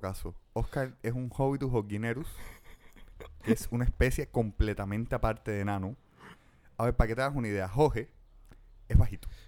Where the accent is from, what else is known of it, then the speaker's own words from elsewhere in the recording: La Lisa, Havana, Cuba; yo me crié toda mi vida en la Lisa